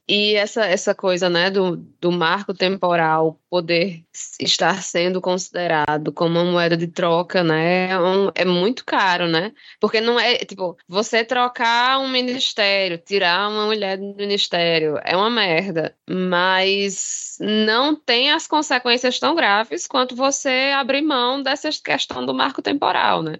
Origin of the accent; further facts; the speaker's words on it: Brazil; a gente é brasileiro